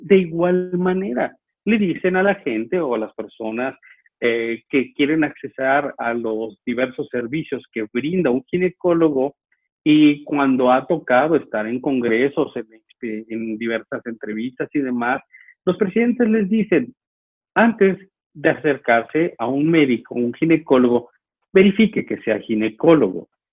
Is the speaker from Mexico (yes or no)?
yes; Mexico; now in Chihuahua, Mexico; como muchos mexicanos